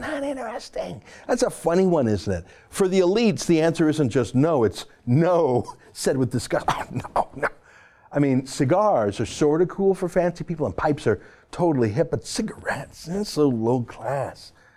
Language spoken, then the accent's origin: English; Canada; I'm a Canadian and because I'm a Jew.